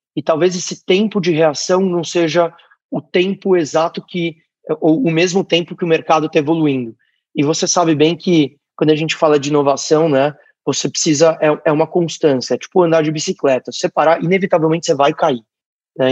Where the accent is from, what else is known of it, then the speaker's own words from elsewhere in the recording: Brazil; somos nós, brasileiros